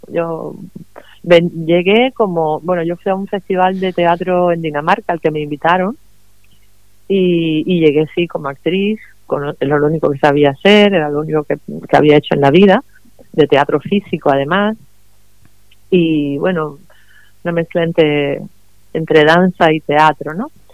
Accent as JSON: {"language": "Spanish", "country": "Cuba", "tie": "born or raised there", "also_born_or_lived": "Madrid, Spain", "moved": "yes", "lives_now": "Los Alcázares, Spain", "said": "yo nací en Cuba, pero hace muchos años que vivo en España, primero en Madrid, que donde llevaba viviendo 20 años, y luego ahora aquí en este pueblo, en Los Alcázares"}